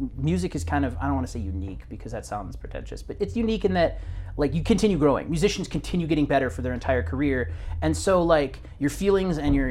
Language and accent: English; Stevens Point, Wisconsin, United States; my hometown of Stevens Point